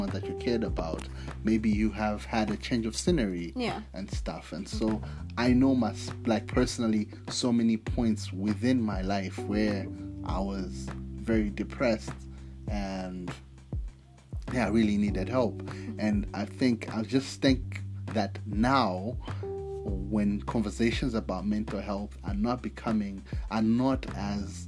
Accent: Malawi; being a Malawian, being born in Malawi and growing up in Malawi.

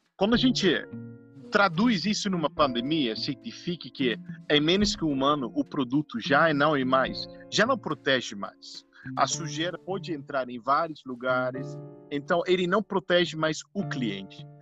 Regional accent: Netherlands; Portuguese is a second language; moved away; eu sou holandês

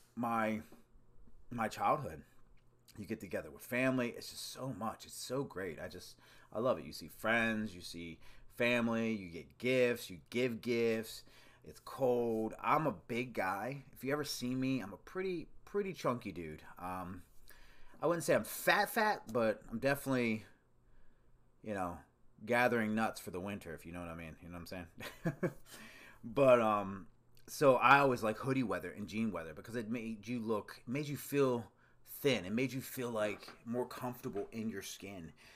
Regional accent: Maryland, United States; I grew up, well, Maryland, which is kinda on the outskirts of the Northeast.

